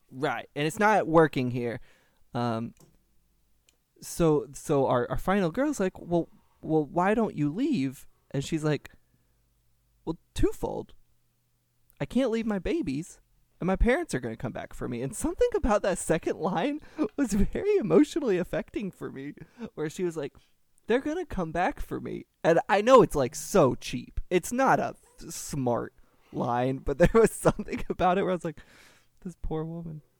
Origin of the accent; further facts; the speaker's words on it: Kentucky, United States; I am not from France, but I am from Kentucky, and I'm not from the rural South, but the South nonetheless.